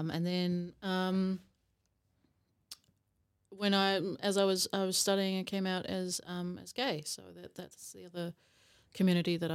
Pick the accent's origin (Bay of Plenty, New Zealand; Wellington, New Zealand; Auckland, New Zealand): Auckland, New Zealand; also born or lived in South Africa; So, yeah, moved to New Zealand when I was 10 with my family. Um, moved to Auckland, um, which was an experience.